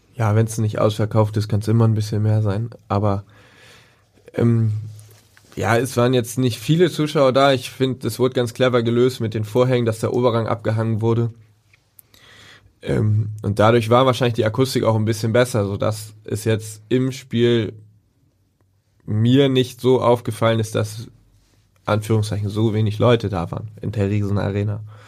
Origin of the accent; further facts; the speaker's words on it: Altenholz, Schleswig-Holstein, Germany; also born or lived in Kiel; now in Hamburg, Germany; ich bin in Kiel sogar geboren, habe da kurz noch gewohnt und dann sind wir nach Altenholz gezogen. Da wohnen sie immer noch